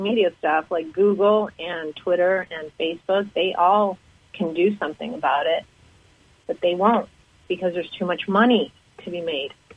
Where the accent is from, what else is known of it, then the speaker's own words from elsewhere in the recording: Canada; moved away as an adult; also born or lived in Boston; now in United States; growing up in Canada, I was very worldly.